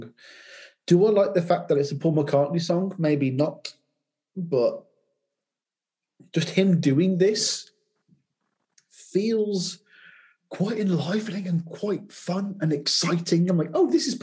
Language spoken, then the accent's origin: English; United Kingdom; my countrymen